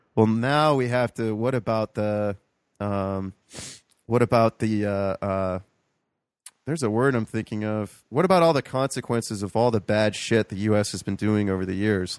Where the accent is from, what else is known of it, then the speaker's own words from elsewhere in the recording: Toledo, Ohio, United States; also born or lived in Columbus, Ohio; growing up in Toledo